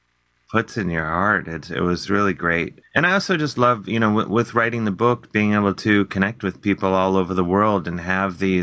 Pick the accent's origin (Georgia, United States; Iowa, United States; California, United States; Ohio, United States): Ohio, United States; Cleveland; growing up in Cleveland